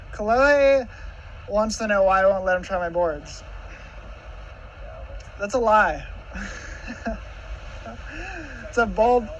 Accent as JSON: {"language": "English", "region": "Hawaii", "country": "United States", "tie": "born or raised there", "said": "me growing up in Hawaii"}